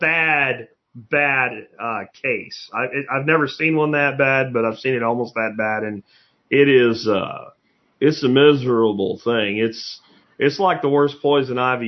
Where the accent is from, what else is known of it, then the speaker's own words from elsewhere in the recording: Jacksonville, Florida, United States; now in Texas, United States; I grew up as a kid in Jacksonville, Florida